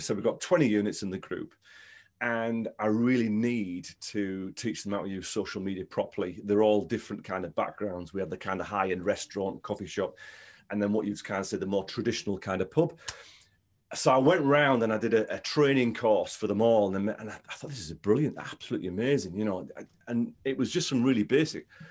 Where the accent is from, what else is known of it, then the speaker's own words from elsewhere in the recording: Stockton-on-Tees, North East England, United Kingdom; I grew up in Stockton, Stockton-on-Tees